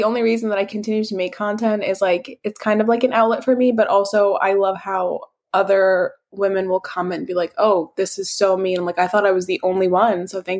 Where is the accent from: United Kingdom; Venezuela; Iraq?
Iraq; accent: Iraqi; I mean, my accent is pretty like harsh. The Iraqi accent gets a bad rep for being harsh, but I don't find it harsh.